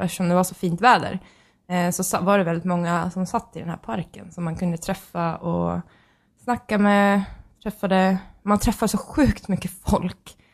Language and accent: Swedish; Sweden; vi är från Sverige.